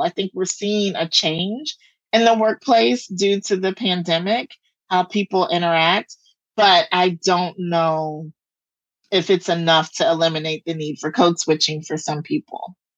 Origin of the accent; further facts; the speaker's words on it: the South, United States; I'm from the South